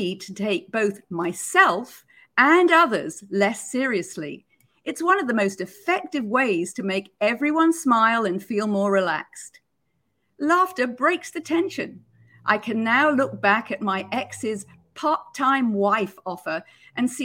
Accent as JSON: {"language": "English", "country": "United Kingdom", "tie": "born or raised there", "said": "Growing up in Britain, I was brought up on Monty Python's Flying Circus"}